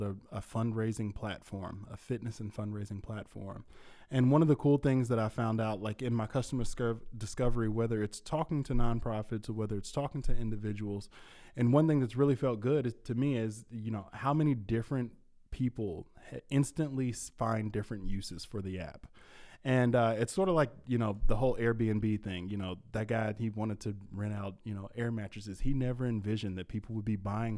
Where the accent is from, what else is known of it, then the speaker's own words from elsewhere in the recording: Louisville, Kentucky, United States; I'm from Louisville, so I travel up here